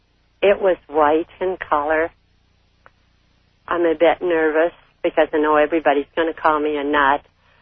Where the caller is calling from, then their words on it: Canada; I'm calling from Canada.